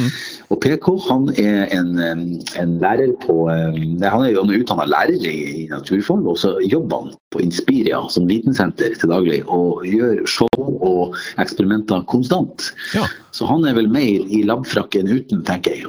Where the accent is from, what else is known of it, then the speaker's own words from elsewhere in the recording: Northern Norway, Norway; now in Oslo, Norway; en til nordlending